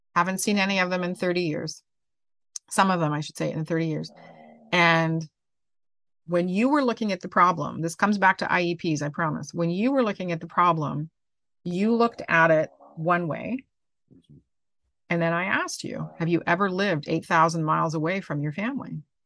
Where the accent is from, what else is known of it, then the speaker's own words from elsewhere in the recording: Canada; I'm Canadian